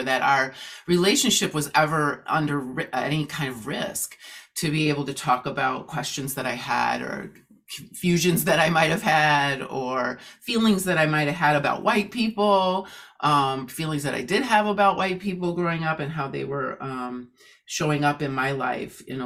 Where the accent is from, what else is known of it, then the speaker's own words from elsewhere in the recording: Oshkosh, Wisconsin, United States; I grew up in Oshkosh, Wisconsin